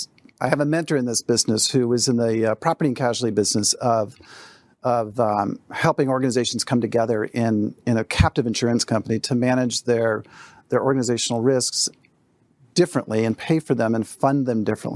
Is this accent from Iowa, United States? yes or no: yes; Des Moines, Iowa, United States; I'm from Des Moines, Iowa. It's not the cradle of rowing.